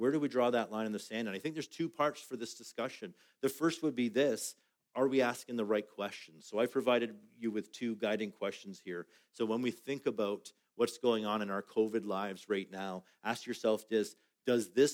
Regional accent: Canada

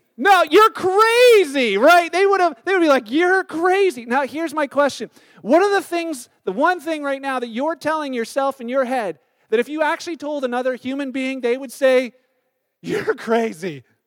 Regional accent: Canada; we're Canadian

